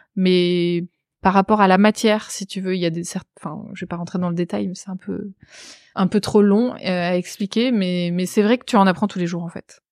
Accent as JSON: {"language": "French", "town": "Pyla-sur-Mer", "region": "Nouvelle-Aquitaine", "country": "France", "tie": "born or raised there", "moved": "yes", "said": "dans ma ville natale, le Pilat-sur-Mer"}